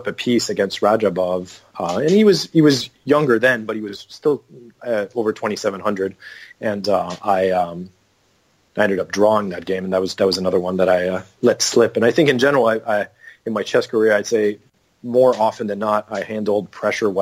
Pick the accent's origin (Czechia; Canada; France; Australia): Canada